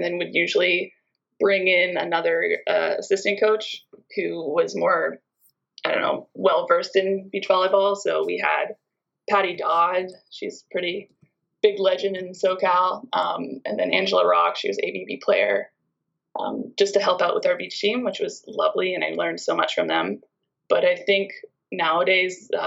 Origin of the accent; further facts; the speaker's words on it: British Columbia, Canada; also born or lived in Hungary; a few of kids in my town and in surrounding towns would drive like an hour and a half to a beach club in Nanaimo, British Columbia